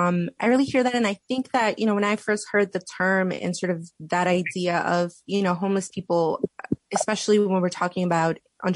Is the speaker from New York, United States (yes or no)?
yes; New York City, New York, United States; growing up in East Elmhurst